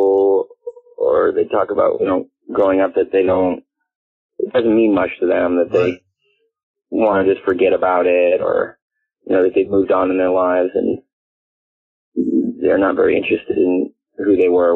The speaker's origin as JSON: {"language": "English", "town": "Palo Alto", "region": "California", "country": "United States", "tie": "born or raised there", "said": "I was born and raised in Palo Alto, California, which is about 45 minutes away from San Francisco"}